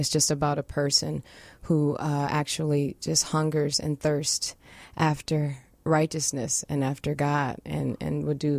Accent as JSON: {"language": "English", "town": "Detroit", "region": "Michigan", "country": "United States", "also_born_or_lived": "White Plains, New York", "accent": "Midwestern", "moved": "yes", "lives_now": "New York City, United States", "said": "I'm from Detroit, Michigan. I'm a Motor City girl."}